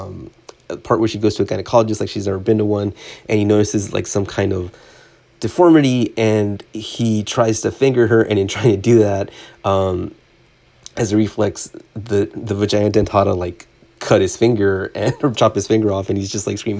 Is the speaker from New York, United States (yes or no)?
no; Southern California, United States; growing up in Southern California